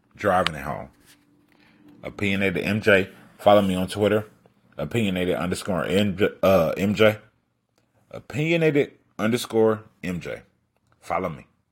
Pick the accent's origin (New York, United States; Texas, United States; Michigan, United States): Michigan, United States; Detroit; I'm from Detroit.